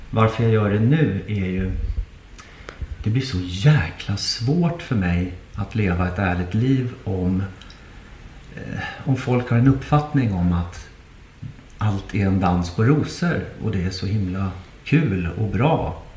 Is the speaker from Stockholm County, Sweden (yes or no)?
yes; Nacka, Stockholm County, Sweden; i Nacka där, där jag är uppvuxen